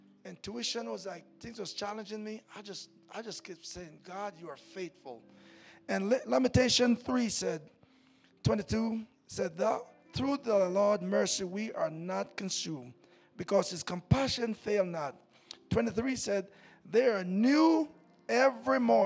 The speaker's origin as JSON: {"language": "English", "country": "Jamaica", "tie": "born or raised there", "moved": "yes", "said": "I remember growing up in Jamaica"}